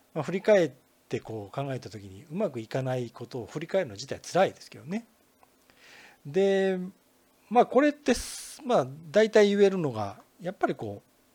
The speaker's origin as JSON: {"language": "Japanese", "region": "Kinki", "country": "Japan", "tie": "born or raised there", "said": "近畿圏に生まれ育ったもんですからね"}